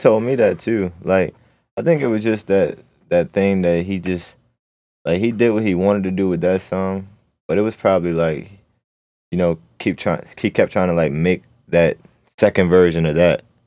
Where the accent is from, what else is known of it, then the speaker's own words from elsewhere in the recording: Baltimore, Maryland, United States; also born or lived in Catonsville, Maryland; I grew up in Baltimore, Maryland.